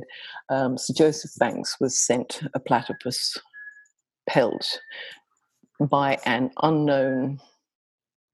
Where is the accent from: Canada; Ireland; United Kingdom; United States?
United Kingdom; England; moved away as an adult; now in Australia; I'm English. And so some of that story takes place in England and in Cornwall. But I spent the first 20 plus years of my life there